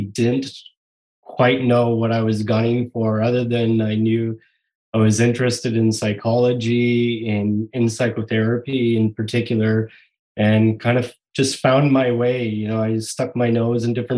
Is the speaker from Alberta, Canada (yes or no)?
yes; Rimbey, Alberta, Canada; moved away as an adult; now in Vancouver, Canada; I grew up in Alberta, a bunch of small towns throughout, but mostly in a little community called Rimby, Alberta